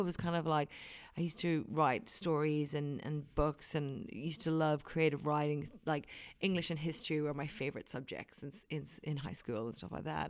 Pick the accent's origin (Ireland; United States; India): Ireland; Wicklow, Leinster; now in New Zealand; I am from Wicklow, which is near, um, near Dublin. It's about an hour inland from Dublin